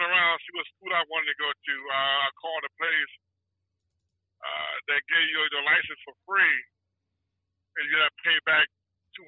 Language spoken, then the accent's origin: English; Cleveland, Ohio, United States; I'm from Cleveland, Ohio, Collinwood territory area. Grew up and raised from Collinwood, graduated from Collinwood